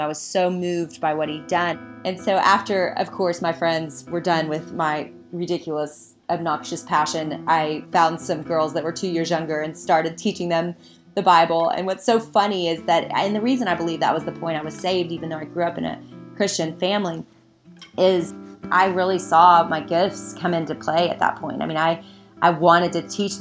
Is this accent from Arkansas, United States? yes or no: yes; Little Rock, Arkansas, United States; now in Austin, United States; I grew up in Little Rock, Arkansas